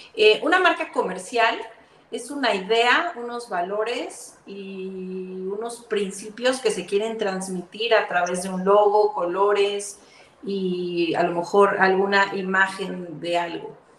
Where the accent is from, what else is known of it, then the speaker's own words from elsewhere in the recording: Mexico City, Mexico; moved away as an adult; now in Guatemala; yo soy mexicana, eh, nací en Ciudad de México